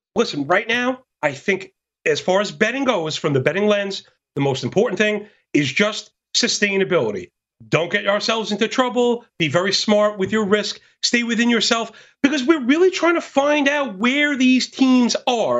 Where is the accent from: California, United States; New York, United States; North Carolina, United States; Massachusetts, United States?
New York, United States; New York City; born and bred, born and bred in Brooklyn, New York